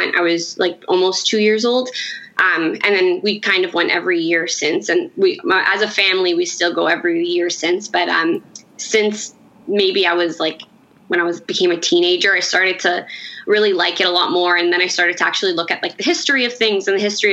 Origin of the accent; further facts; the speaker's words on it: Toronto, Ontario, Canada; I'm from Toronto